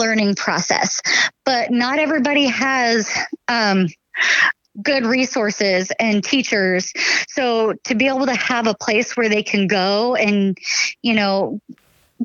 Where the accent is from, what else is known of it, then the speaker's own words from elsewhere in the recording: Washington, United States; now in Oregon, United States; originally I grew up in Washington where you could buy your license and your tag at any point during the season